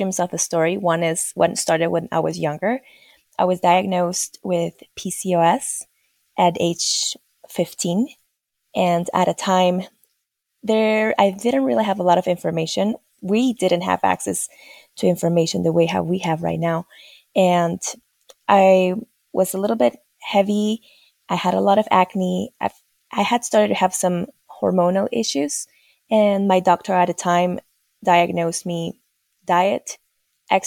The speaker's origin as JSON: {"language": "English", "country": "Peru", "tie": "born or raised there", "moved": "as an adult", "lives_now": "United States", "said": "originally born and raised in Peru"}